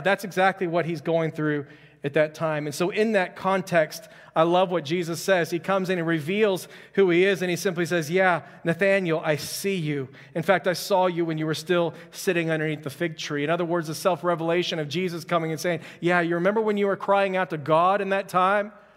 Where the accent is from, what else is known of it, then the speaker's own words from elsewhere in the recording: Houston, Texas, United States; I'm from Houston